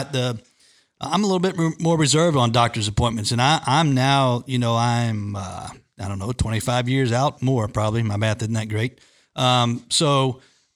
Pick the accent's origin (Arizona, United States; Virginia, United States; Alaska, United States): Virginia, United States; near Virginia Beach, United States; now in Richmond, United States; I was growing up near Virginia Beach at the time